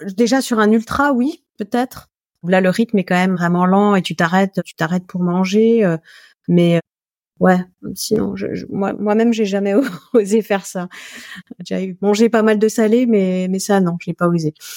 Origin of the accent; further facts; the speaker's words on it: Alsace, Grand Est, France; je suis alsacienne